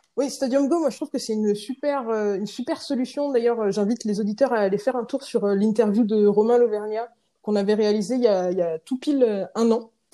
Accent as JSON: {"language": "French", "town": "Rennes", "region": "Brittany", "country": "France", "moved": "yes", "lives_now": "Paris, France", "said": "j'habite à Paris, je viens de Rennes."}